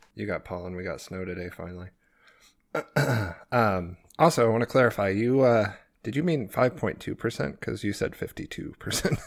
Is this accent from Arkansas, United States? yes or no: yes; Arkansas, United States; I'm not from Florida. I'm from Arkansas